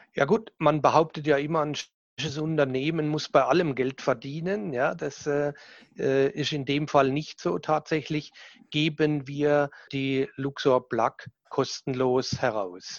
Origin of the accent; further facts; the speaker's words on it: Southern Germany, Germany; accent: süddeutscher Dialekt (southern German dialect); mein süddeutscher Dialekt, den werde ich wahrscheinlich nie